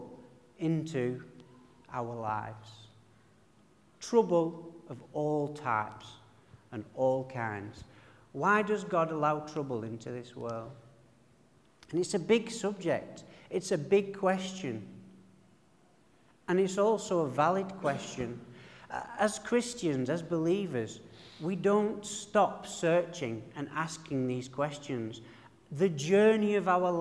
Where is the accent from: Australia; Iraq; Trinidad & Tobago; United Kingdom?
United Kingdom; Burnley, North West England; accent: broad, rich northern; my broad, rich northern accent, that I'm from the Pennines. I'm from a place called Burnley